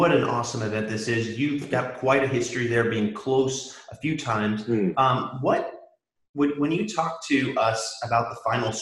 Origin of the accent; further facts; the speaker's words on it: Sacramento, California, United States; I'm from Sacramento